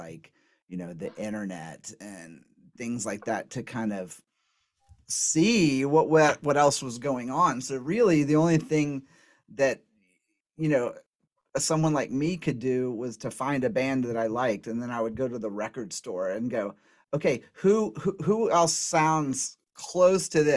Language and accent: English; Southeast, United States; I grew up in the Southeast